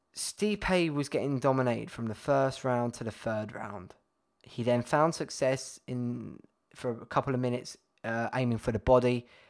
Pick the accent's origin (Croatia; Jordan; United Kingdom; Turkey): United Kingdom; being British